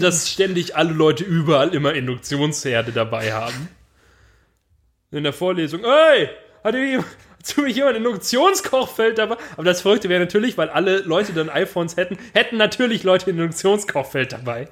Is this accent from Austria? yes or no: no; Swabia, Germany; als Schwabe